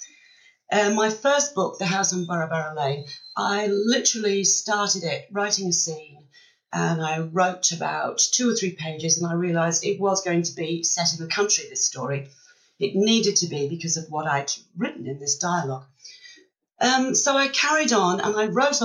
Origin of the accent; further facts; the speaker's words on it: Wales, United Kingdom; moved away as an adult; also born or lived in Australia; now in Western Australia, Australia; I was born and brought up in Wales, but I've been here in Australia 21 years now